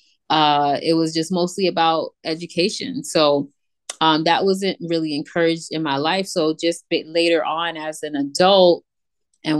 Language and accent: English; New York City, New York, United States; I am definitely a New Yorker, born and raised in New York, mostly grew up in Queens